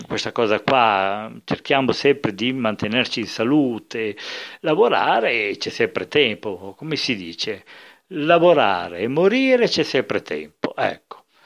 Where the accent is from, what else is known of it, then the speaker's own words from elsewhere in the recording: Enna, Sicily, Italy; io sono di Enna, qui proprio nel centro della Sicilia